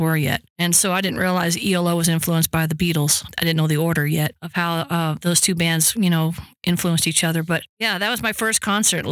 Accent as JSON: {"language": "English", "town": "Austin", "region": "Texas", "country": "United States", "tie": "born or raised there", "moved": "yes", "lives_now": "Woodland Park, United States", "said": "I'm from Austin, Texas. And my mom loved music and always sang around me as a child"}